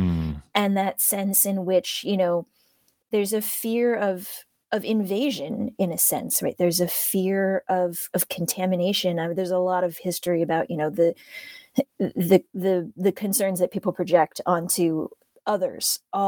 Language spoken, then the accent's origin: English; Ohio, United States; Now, I come from Ohio, but because my parents are immigrants, they came from Hong Kong, and because I am a Chinese American, that's how I identify